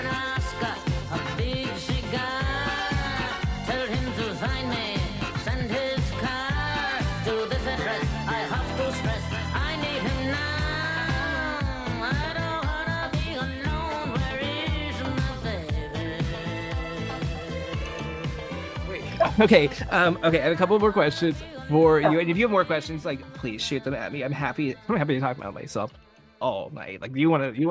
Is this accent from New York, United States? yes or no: no; California, United States; I grew up in California